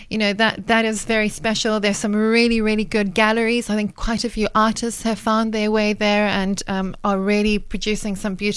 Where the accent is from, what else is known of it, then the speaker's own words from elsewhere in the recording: Welkom, Free State, South Africa; moved away; I grew up in the Free State, but every road trip, whether it was to Kroonstad, which was less than an hour away from Welkom where I lived